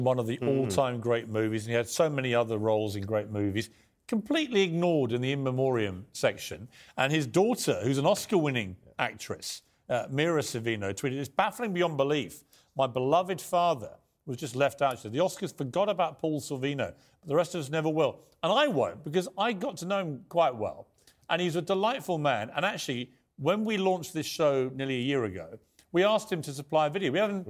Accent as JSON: {"language": "English", "country": "Ireland", "said": "Because I'd like to remind you, I'm Irish."}